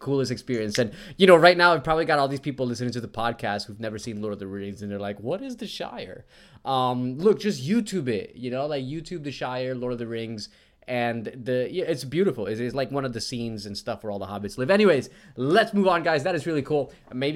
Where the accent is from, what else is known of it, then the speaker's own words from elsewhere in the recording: New Jersey, United States; now in Australia; I'm from Jersey and I went to public school in Jersey